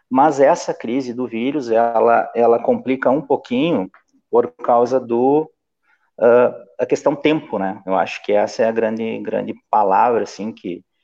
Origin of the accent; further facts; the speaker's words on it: Santo Ângelo, Rio Grande do Sul, Brazil; also born or lived in Ijuí; Bom, eu nasci em Juí, mas com oito anos vim para Santo Ângelo, né?